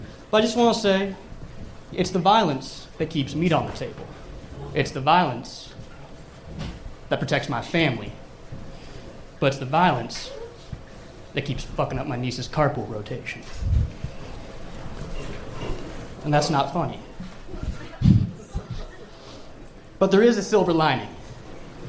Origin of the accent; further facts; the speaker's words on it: Seattle, Washington, United States; moved away as an adult; now in Austin, United States; I'm from Seattle